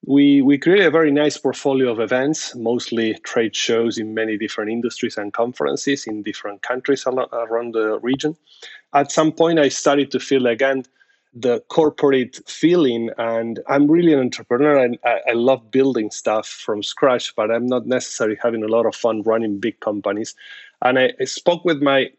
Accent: Argentina; moved away as an adult; now in United States; I'm originally from Argentina

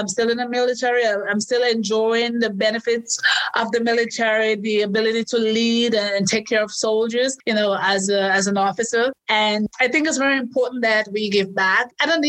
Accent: New Jersey, United States; the last soldier who died was a Green Beret from my home state, New Jersey

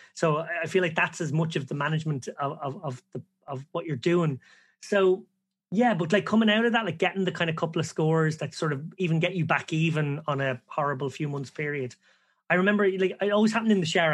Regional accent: Ireland; we're all Irish lads

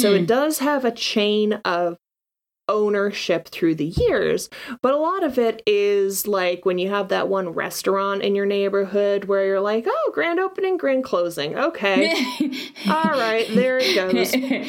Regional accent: Washington, United States; growing up in Washington.

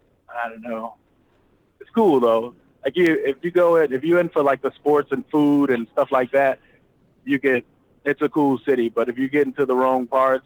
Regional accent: Chicago, Illinois, United States; moved away; I'm from Chicago, Illinois, south side of Chicago.

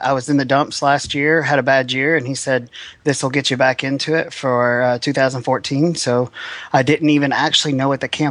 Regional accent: Nashville, Tennessee, United States; I'm from Nashville, Tennessee.

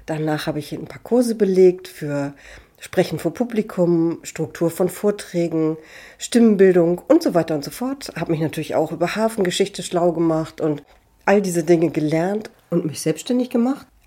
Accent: Hamburg, Germany; Ich wurde in Hamburg geboren, bin in Hamburg aufgewachsen und im schönen Stadtteil Niendorf zur Schule gegangen.

